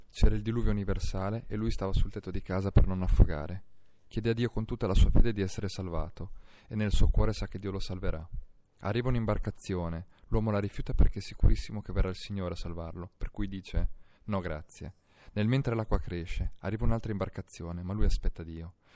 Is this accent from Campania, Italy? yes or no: no; Rimini, Emilia-Romagna, Italy; now in Milan, Italy; Quella che mi dà Milano non è quella che mi dà Rimini, per cui in un certo senso siamo scissi noi che veniamo dalla Romagna ci trasferiamo come molti altri, tra virgolette, esuli.